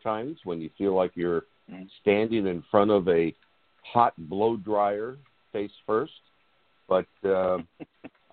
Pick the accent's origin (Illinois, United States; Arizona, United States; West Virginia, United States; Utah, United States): Arizona, United States; moved away as an adult; also born or lived in Chicago / Scottsdale, Arizona; I'm born and raised in Arizona